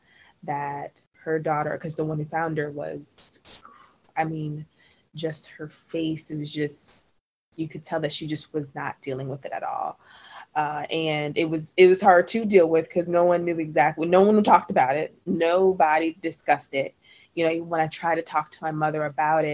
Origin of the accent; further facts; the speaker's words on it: Trinidad & Tobago; now in United States; We're from Trinidad and Tobago